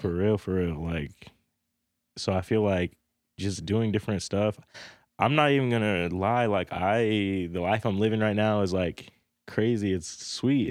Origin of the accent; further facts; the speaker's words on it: North Platte, Nebraska, United States; I grew up, I was born and raised in North Platte, Nebraska.